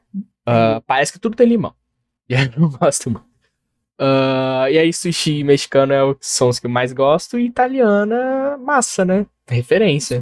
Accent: Brazil; nunca saí do Brasil

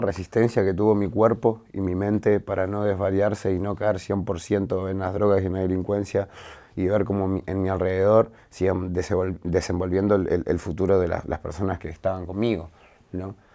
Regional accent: Glew, Buenos Aires, Argentina; cuando salí de mi barrio, cuando salí de Los Altos

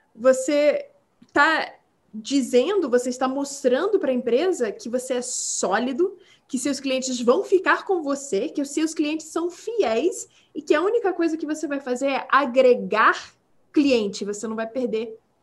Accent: Brazil; accent: Portuguese; first language English; Portuguese is a second language; now in United States; quando eu era criança no Brasil

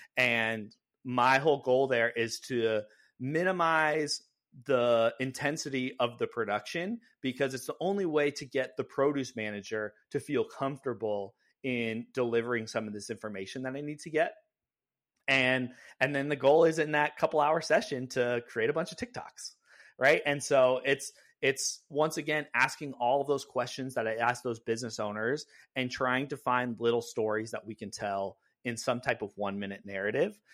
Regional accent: California, United States; now in Seattle, United States; I grew up in California

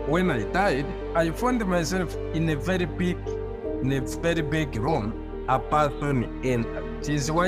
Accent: Rwanda; I was born in Rwanda to the parents with a different ethnic backgrounds. One Hutu, another one Tutsi, mixing with the Islam and the tradition ancestry worship.

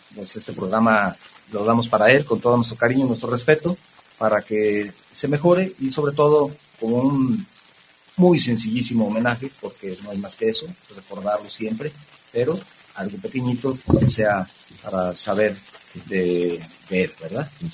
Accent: Guadalajara, Jalisco, Mexico; los que somos tapatíos

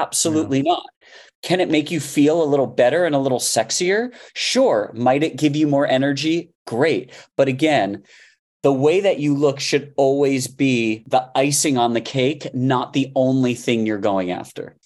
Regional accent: Miami, Florida, United States; I grew up in Miami

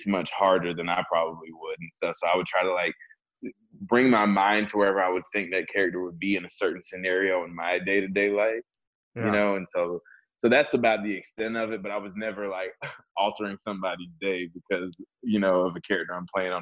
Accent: the South, United States; I'm also from the South

